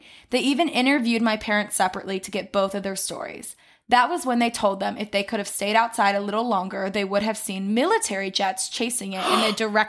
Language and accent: English; Ohio, United States; I went there my freshman year of college. I grew up in Ohio. Can you even believe my parents lived in San Diego and chose to raise me in Ohio?